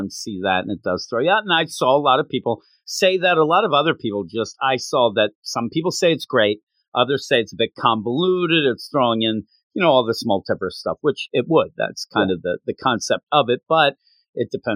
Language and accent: English; Philadelphia, Pennsylvania, United States; us growing up in the Philadelphia area